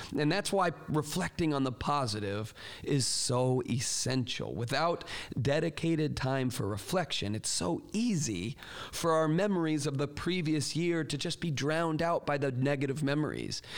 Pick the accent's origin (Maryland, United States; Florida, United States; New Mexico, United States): Florida, United States; moved away; I grew up in Florida where there hardly are any seasons